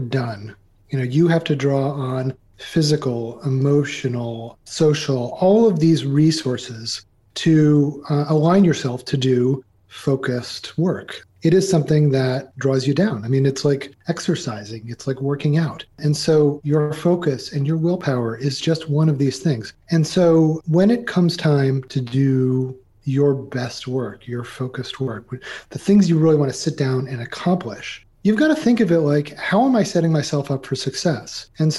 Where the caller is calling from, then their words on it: Carrboro, North Carolina, United States; Actually, I'm in Carrboro, North Carolina, which is right next to Chapel Hill, but we're in what is known as the Research Triangle Park of North Carolina in the U.S.